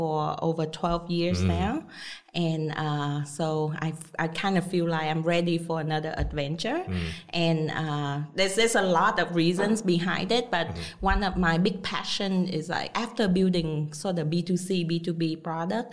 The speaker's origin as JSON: {"language": "English", "country": "Vietnam", "tie": "born or raised there", "also_born_or_lived": "United States", "moved": "as an adult", "said": "I was born and raised in Vietnam. So after I graduated from high school in Vietnam, I moved to the U.S."}